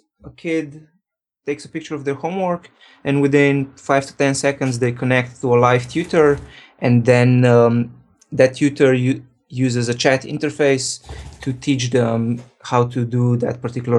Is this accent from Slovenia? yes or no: yes; Ljubljana, Slovenia; now in San Francisco, United States; Right now I'm based in San Francisco, but originally I'm from Slovenia.